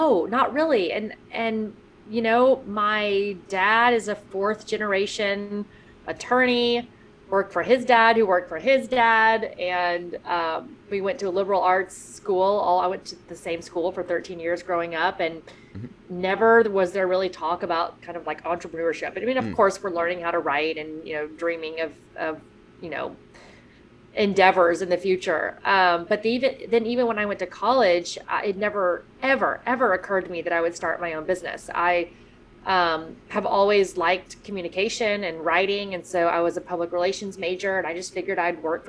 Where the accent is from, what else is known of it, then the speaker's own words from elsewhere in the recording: Houston, Texas, United States; I grew up in Houston, where I sit right now